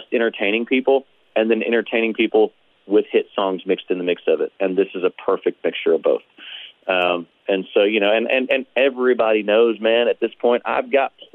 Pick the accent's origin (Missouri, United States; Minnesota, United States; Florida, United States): Missouri, United States; Perryville; I was born in Perryville